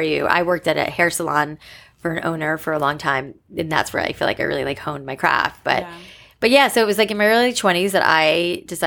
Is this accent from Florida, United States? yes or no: yes; South Florida, United States; moved away as an adult; also born or lived in New York City / Los Angeles; I grew up in South Florida